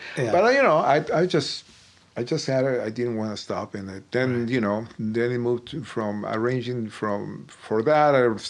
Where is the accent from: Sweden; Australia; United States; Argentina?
Argentina; Buenos Aires; I was in Buenos Aires, which is my hometown in Argentina.